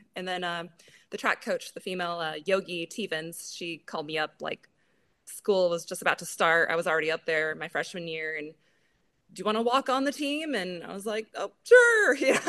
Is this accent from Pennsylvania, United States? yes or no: no; Boise, Idaho, United States; also born or lived in Seattle; Pretty much. I grew up kind of outside of Boise on a farm. And then I did live in Seattle for just under a year.